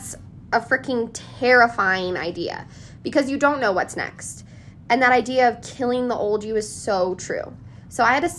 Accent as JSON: {"language": "English", "region": "Colorado", "country": "United States", "tie": "born or raised there", "said": "born and raised in Colorado"}